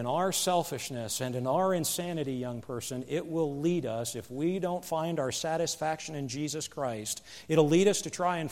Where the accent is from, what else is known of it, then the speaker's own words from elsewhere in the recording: Pennsylvania, United States; moved away; where I grew up in Pennsylvania